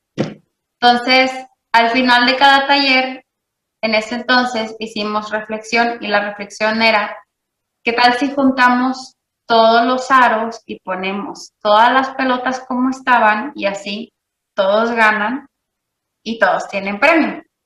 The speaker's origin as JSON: {"language": "Spanish", "town": "Monterrey", "region": "Nuevo León", "country": "Mexico", "tie": "born or raised there", "said": "yo nací, vivo y crecí en Monterrey, Nuevo León"}